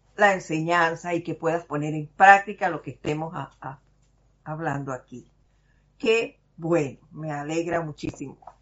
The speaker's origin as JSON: {"language": "Spanish", "country": "Panama", "said": "Los panameños sí, somos cascaritas de fuego"}